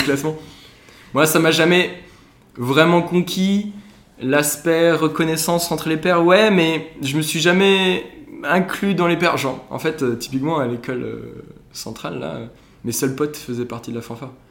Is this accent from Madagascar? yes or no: no; Ensisheim, Grand Est, France; moved away as an adult; also born or lived in Lyon; je viens d'Alsace à la base. J'ai fait euh, toutes mes études jusqu'au bac en Alsace, mon petit village d'Ensisheim